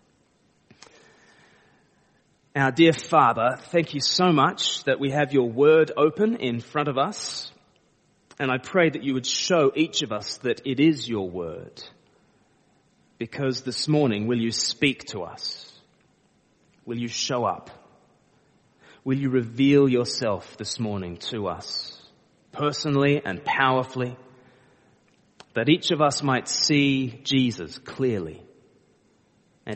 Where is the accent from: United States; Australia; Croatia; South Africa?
Australia; now in Eastbourne, United Kingdom; I live in Eastbourne most of the time, but I'm from Australia. I just say that because people start to pick up a bit of an accent.